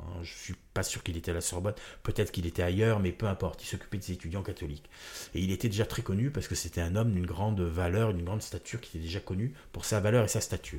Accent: Marseille, Provence-Alpes-Côte d'Azur, France; moved away; also born or lived in Corsica; moi je suis né à Marseille

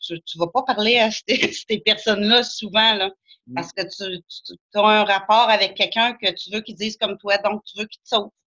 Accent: Saint-Gédéon-de-Beauce, Quebec, Canada; J'ai de la Beauce. Je suis à Saint-Gédéon.

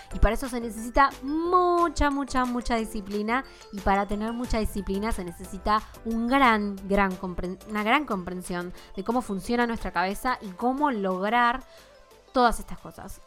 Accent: Argentina; vivimos en Argentina, por si no saben, soy de Argentina

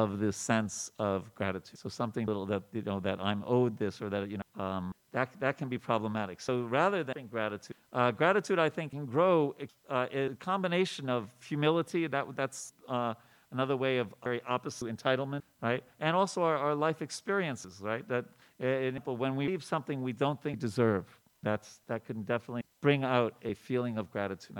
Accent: New York, United States; When I grew up in New York

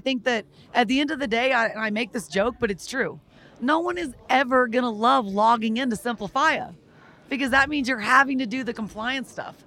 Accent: Texas, United States; I am personally from Texas

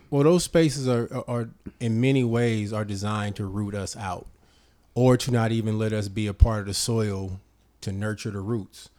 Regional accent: Richmond, California, United States; I'm from Parchester. I'm from Southside Richmond.

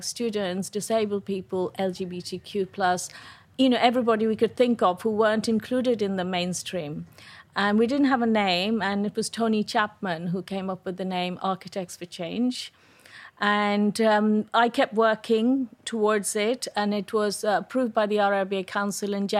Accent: India; moved away as an adult; also born or lived in Delhi; now in United Kingdom; I was born and brought up in India

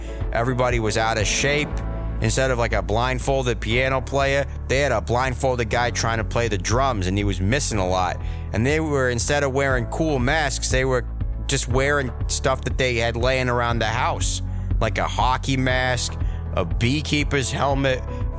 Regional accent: Woonsocket, Rhode Island, United States; I'm from Woonsocket, Rhode Island.

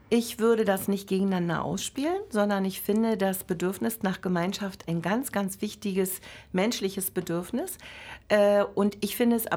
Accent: East Germany, Germany; Na, früher war es ja so, äh, man war DDR-Bürger, äh, das Interessante ist die Definition, wir sind Ostdeutsche

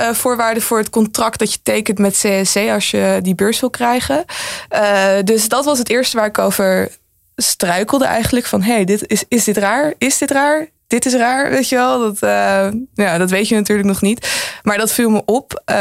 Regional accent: Netherlands; ik ben gewoon een Chinees-Nederlander

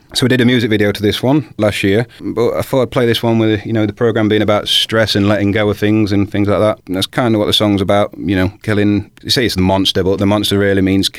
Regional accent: Sutton-in-Ashfield, East Midlands, United Kingdom; also born or lived in King's Mill; I was born in good old King's Mill. But I was brought up on Sutton Junction, that estate there, you know, it used to be the Cardinal. I was brought up there, so I was a Sutton man, really.

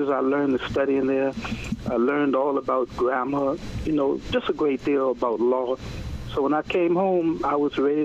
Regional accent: New York City, New York, United States; I'm from Queens

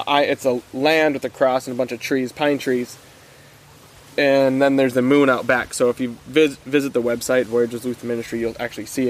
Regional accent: Littlefork, Minnesota, United States; accent: northern Minnesota; I grew up on the Bear River up in Little Fork.

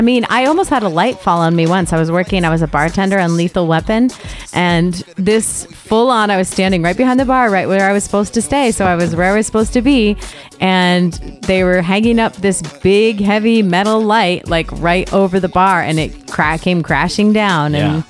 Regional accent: Connecticut, United States; Come on, I'm from Connecticut.

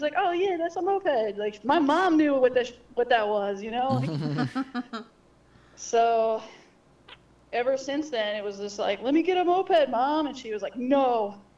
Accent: Baltimore, Maryland, United States; moved away as an adult; also born or lived in San Francisco; now in New Orleans, United States; born and raised in Baltimore, Maryland

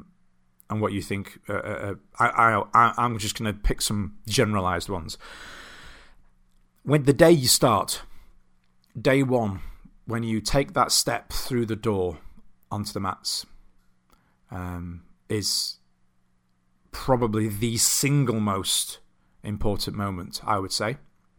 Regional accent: Doncaster, Yorkshire and the Humber, United Kingdom; Because I grew up in a town called Bowlby in Doncaster, which has... I've lost a lot of my accent. It switches on and off, much to my wife's dismay, when I'm around people from where I grew up.

